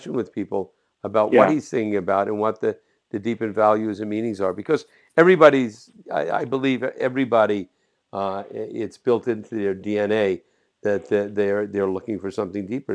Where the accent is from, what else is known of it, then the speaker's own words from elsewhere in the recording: Jersey City, New Jersey, United States; I was born in Jersey City, right across the river.